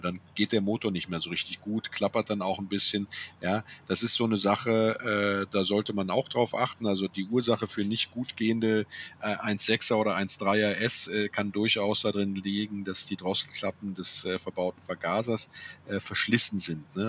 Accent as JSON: {"language": "German", "town": "Andernach", "region": "Rhineland-Palatinate", "country": "Germany", "said": "Ich komme ja aus Andernach, ja, dem schönen Andernach, äh, der Bäckerjungenstadt am Rhein zwischen Koblenz und Bonn"}